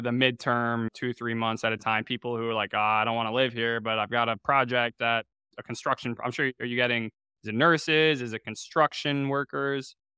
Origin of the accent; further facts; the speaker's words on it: Chapel Hill, North Carolina, United States; I'm from Chapel Hill, North Carolina.